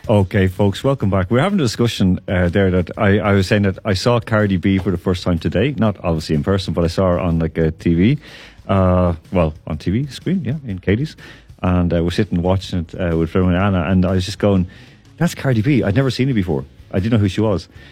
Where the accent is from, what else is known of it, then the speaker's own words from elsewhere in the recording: Ireland; I'm from Ireland.